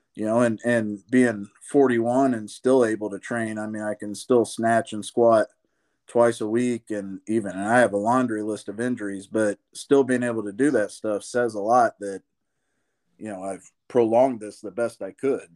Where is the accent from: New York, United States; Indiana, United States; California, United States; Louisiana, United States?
Indiana, United States; Columbus; I grew up here in Columbus, Indiana